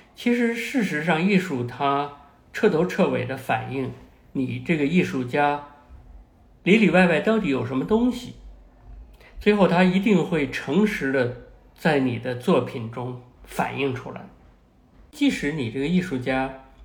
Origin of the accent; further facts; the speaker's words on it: Beijing, China; 我在北京大学的校园里长大，所以呢，周围呢，它是那样一种知识分子成堆的这么一个环境啊。虽然我父母他们不是一个成功的知识分子，但是呢，比如说我母亲在北大图书馆学系工作